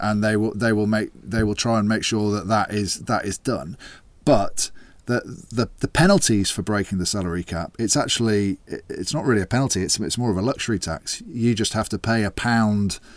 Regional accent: England, United Kingdom; I'm an English man

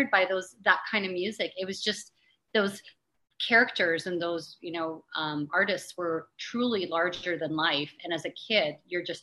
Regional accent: Toronto, Ontario, Canada; also born or lived in Beirut; I was born in Beirut. and you know it was a very volatile area um, but when i was eight months old my parents decided to move to north america and moved here to toronto and so i grew up here

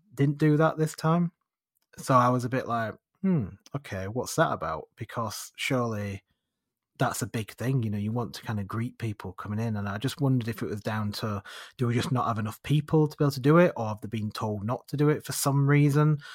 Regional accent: United Kingdom; we're British

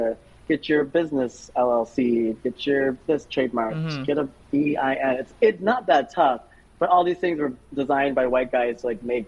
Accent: Minnesota, United States; also born or lived in New York; now in Portland, United States; I'm from Minnesota.

